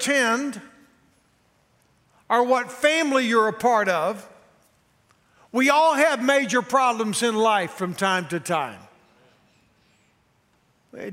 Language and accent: English; Texas, United States; now in Nashville, United States; We're both from Texas